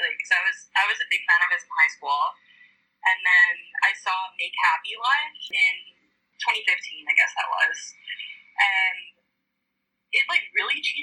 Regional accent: Prince Albert, Saskatchewan, Canada; moved away as an adult; now in Vancouver, Canada; I grew up in Prince Albert, Saskatchewan, which is like the most northern city

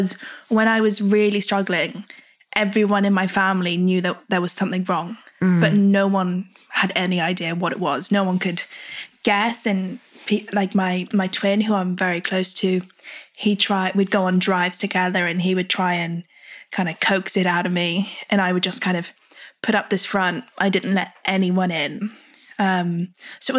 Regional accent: United Kingdom; being British

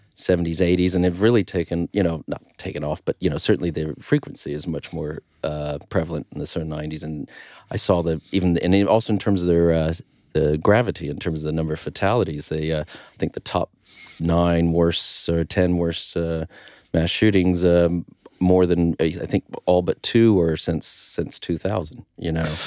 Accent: United States; as an American

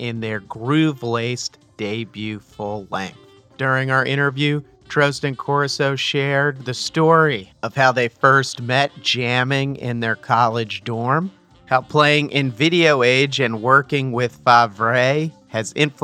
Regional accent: New Jersey, United States; I'm also from New Jersey

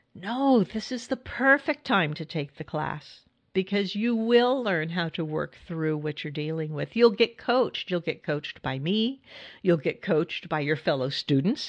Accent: California, United States; moved away as an adult; now in Hudson Valley, New York, United States; I grew up in California and lived in California most of my life. And then I, I moved to New York

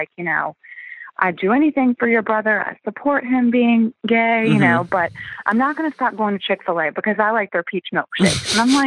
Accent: Virginia, United States; We grew up in Virginia, in a small town

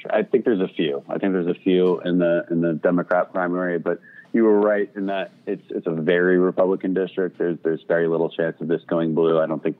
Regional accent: Katy, Texas, United States; also born or lived in South America; I grew up in Katy, just west of Houston. My dad was in the energy industry.

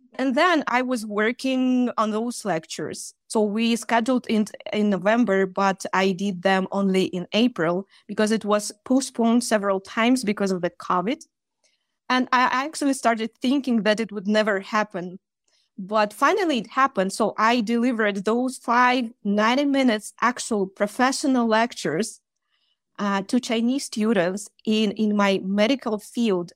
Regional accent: Russia; English is a second language; also born or lived in Chita, Russia; I'm from Russia, and I live in a small town, which is called Chita, in the east of Russia

